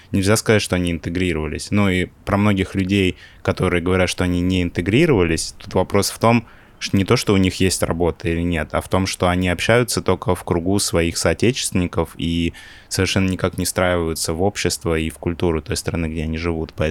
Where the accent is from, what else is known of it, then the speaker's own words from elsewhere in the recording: Pavlodar, Pavlodar Region, Kazakhstan; born there; Я, конечно, понимаю, что я родился не в России, но я к такому повороту, честно, был не готов сейчас.